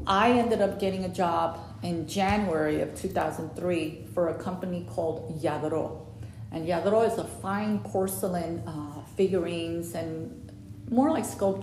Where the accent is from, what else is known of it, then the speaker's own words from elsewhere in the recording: New York City, New York, United States; moved away as an adult; also born or lived in Puerto Rico; now in Polk County, United States; I'm from the 175th Street and Prospect Avenue, I'm Puerto Rican